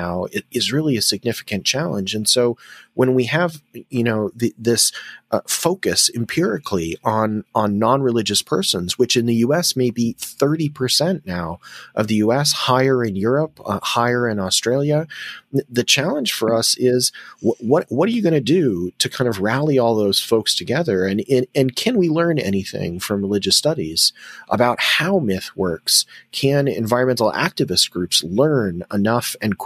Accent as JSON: {"language": "English", "country": "United States", "said": "As an American"}